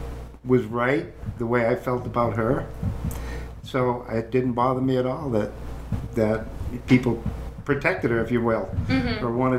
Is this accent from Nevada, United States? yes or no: no; Groton, Massachusetts, United States; I went to Groton High School in Groton, Mass, basically where I grew up until I was in my early 20s and left home.